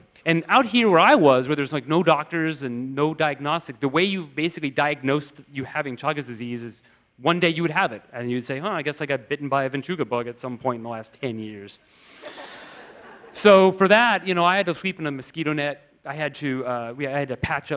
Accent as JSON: {"language": "English", "country": "United States", "tie": "born or raised there", "said": "growing up in America with like Richard Scarry and Lowly Worm"}